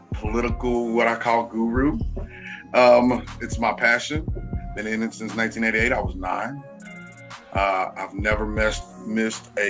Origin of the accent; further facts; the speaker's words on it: College Station, Texas, United States; my hometown, Bryan-College Station